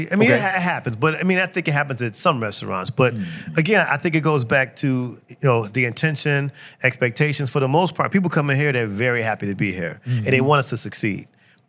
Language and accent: English; Robbins, Illinois, United States; born or raised there; moved away as an adult; also born or lived in Harvey, Illinois / Chicago, Illinois